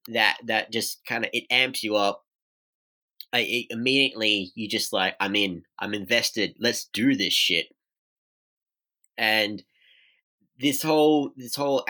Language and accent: English; Australia; as an Australian wrestling fan